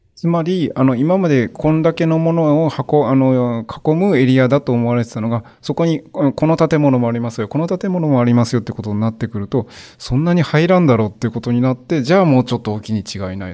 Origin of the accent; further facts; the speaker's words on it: Nara, Japan; moved away as an adult; also born or lived in Hyogo; 実は私生まれは兵庫ですが就職までのほとんどの時期を奈良で過ごしましたので